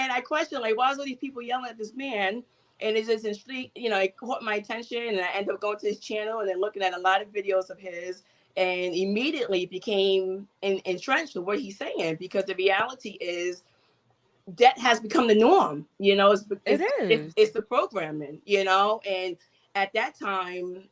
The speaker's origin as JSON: {"language": "English", "town": "New York City", "region": "New York", "country": "United States", "tie": "born or raised there", "said": "I'm from New York City, and I grew up poor on welfare"}